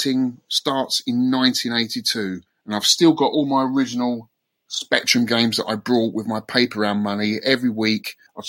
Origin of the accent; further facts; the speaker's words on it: Twickenham, London, United Kingdom; I'm from London. I'm from Twickenham. Grew up in Twickenham, the home of English rugby